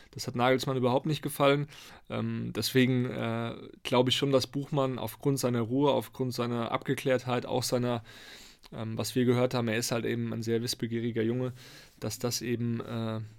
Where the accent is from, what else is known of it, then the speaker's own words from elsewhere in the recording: Hesse, Germany; Ich komme ja auch aus der Nähe von Frankfurt ursprünglich